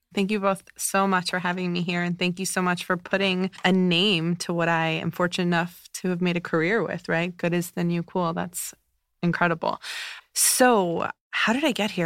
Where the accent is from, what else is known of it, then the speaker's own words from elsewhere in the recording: United States; also born or lived in New Jersey; growing up in New York and New Jersey, that's home to me